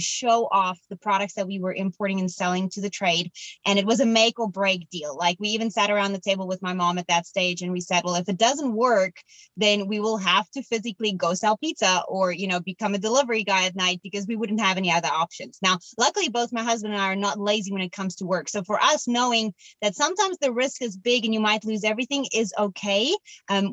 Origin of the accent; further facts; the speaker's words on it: Cape Town, Western Cape, South Africa; moved away; I'm from Cape Town in South Africa